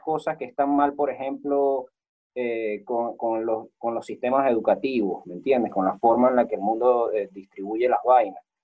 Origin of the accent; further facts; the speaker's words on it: Venezuela; moved away; ser un venezolano